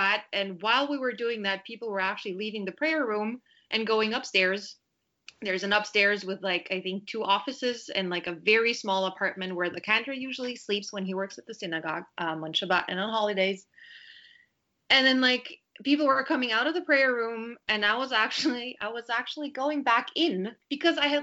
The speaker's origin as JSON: {"language": "English", "region": "Vienna", "country": "Austria", "tie": "born or raised there", "also_born_or_lived": "Berlin", "moved": "as an adult", "lives_now": "Paris, France", "said": "I was born and raised in Vienna"}